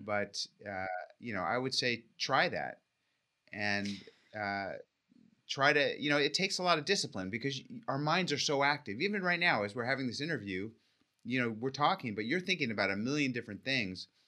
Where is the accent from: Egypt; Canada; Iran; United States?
United States; California; I grew up in California